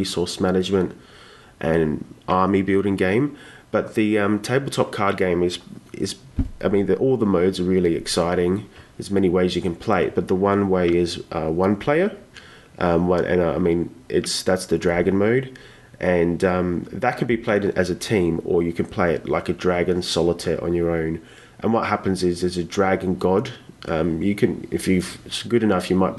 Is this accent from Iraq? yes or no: no; Australia; I'm from Australia, the land of the koala and kangaroo